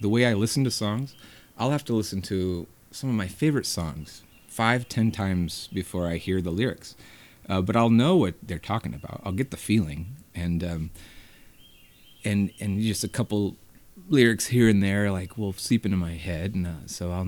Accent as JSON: {"language": "English", "town": "Hendersonville", "region": "North Carolina", "country": "United States", "tie": "born or raised there", "also_born_or_lived": "Asheville, North Carolina"}